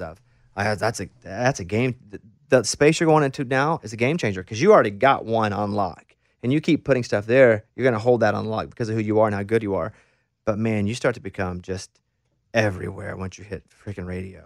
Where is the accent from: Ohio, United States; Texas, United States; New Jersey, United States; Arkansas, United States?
Arkansas, United States; moved away; I'm from Arkansas, a real small town in Arkansas, about eight hundred people like you, grew up in a town